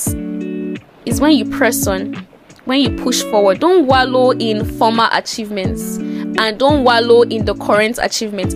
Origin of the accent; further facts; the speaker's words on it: Nigeria; also born or lived in Lagos / Ota, Ogun State; I'm a Nigerian, and I reside in Lagos